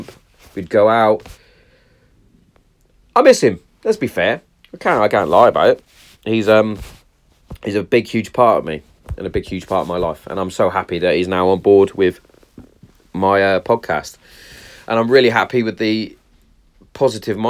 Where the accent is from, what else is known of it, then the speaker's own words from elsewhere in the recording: Hereford, West Midlands, United Kingdom; if you're in my hometown